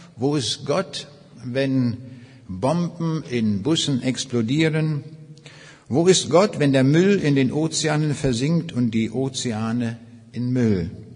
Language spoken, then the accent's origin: German; Northern Germany, Germany; also born or lived in East Prussia; so als Norddeutscher, wo alles sehr flach ist